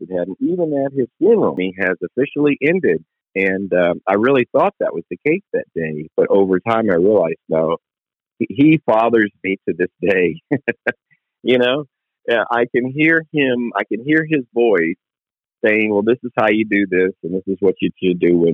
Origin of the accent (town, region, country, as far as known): Vero Beach, Florida, United States; born or raised there; moved away as an adult; also born or lived in Fort Pierce / Lakeland